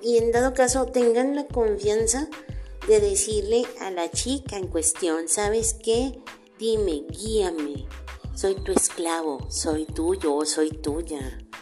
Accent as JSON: {"language": "Spanish", "town": "Tampico", "region": "Tamaulipas", "country": "Mexico", "tie": "born or raised there", "moved": "yes", "said": "Tampico, Tamaulipas, mi tierra natal"}